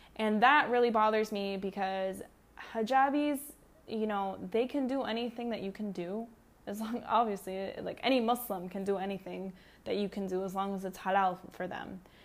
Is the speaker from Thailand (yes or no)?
no; Canada; I'm Canadian.